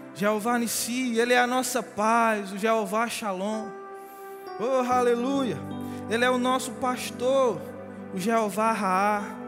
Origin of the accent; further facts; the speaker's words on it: Genipapo, Brazil; na minha terra, Genipapo